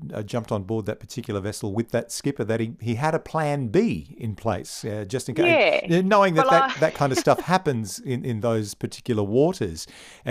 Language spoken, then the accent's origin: English; Bundaberg, Queensland, Australia; I'm a country boy. I grew up in Bundaberg.